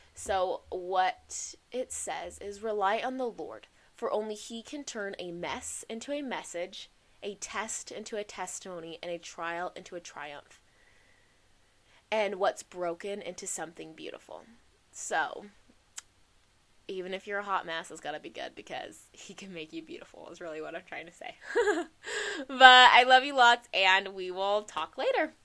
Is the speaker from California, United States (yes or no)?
no; Arizona, United States; I'm from Arizona